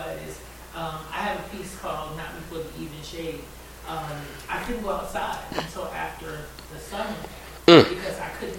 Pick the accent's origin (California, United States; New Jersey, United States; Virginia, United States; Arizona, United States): New Jersey, United States; I grew up in New Jersey, born to a half-black, half-German mother.